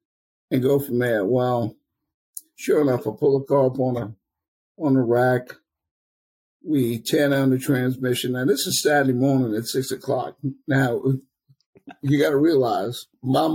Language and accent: English; New Orleans, Louisiana, United States; I was born and raised in New Orleans